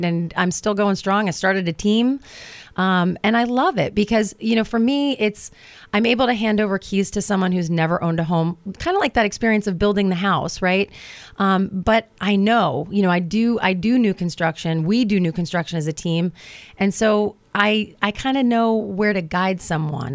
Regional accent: New Jersey, United States; moved away as an adult; also born or lived in Hoboken, New Jersey / Manhattan; now in Virginia, United States; I grew up in New Jersey. I'm a Jersey girl.

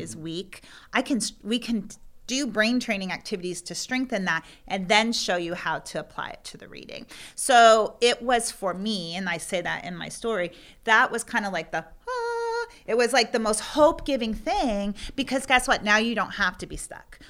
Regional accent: Pennsylvania, United States; moved away as an adult; now in Virginia, United States; I'm from Pennsylvania

